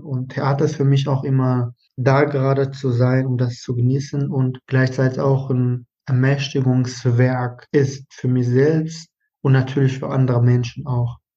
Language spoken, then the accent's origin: German; Iraq; German is a second language; now in Germany; Ich bin halt dann auch im Irak geboren, aufgewachsen und ich habe da zwei Sprachen